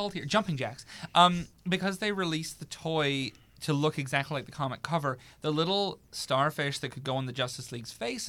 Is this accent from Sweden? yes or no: no; New Zealand; And I was like, I'm from New Zealand. I can't go home.